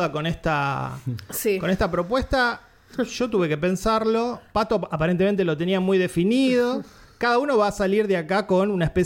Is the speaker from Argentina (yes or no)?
yes; Argentina; Como siempre, somos argentinos